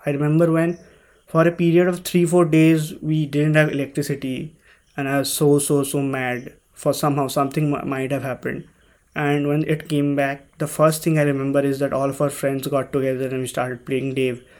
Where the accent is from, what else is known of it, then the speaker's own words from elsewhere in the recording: India; growing up in India